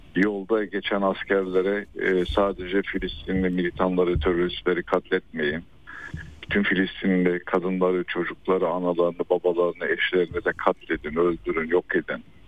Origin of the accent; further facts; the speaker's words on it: Hatay, Turkey; ben aslen Hataylı